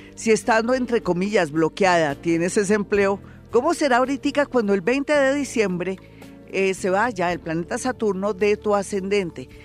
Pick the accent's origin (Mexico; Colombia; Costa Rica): Colombia; los colombianos somos diferentes, los colombianos somos más pilos